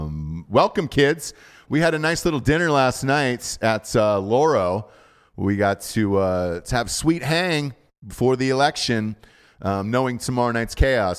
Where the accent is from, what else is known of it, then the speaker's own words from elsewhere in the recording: Atlanta, Georgia, United States; I'm not gay. I'm just from Atlanta.